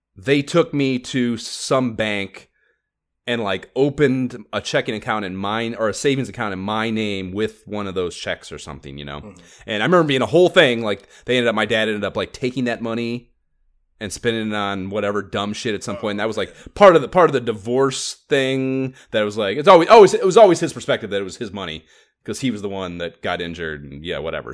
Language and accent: English; Oberlin, Ohio, United States; born or raised there